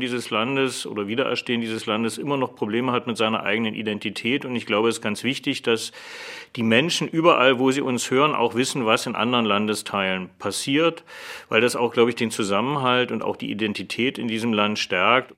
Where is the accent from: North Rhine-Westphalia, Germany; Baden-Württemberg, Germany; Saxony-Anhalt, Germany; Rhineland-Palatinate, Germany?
Saxony-Anhalt, Germany; Ich komme selbst aus Sachsen-Anhalt